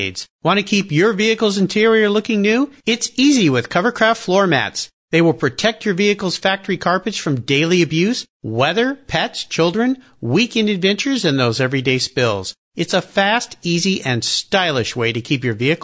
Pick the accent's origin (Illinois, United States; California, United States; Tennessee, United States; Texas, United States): California, United States; Southern; I grew up down in Southern California